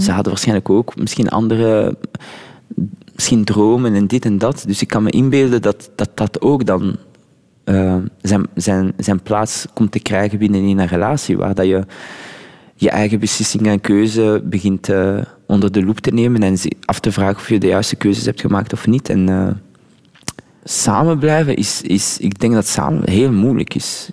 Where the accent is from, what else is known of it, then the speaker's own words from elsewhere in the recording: Flanders, Belgium; first language French; Dutch is a second language; also born or lived in Laguna Beach, United States / Morocco (roots); Ik ben Vlaming en ik ben hier opgegroeid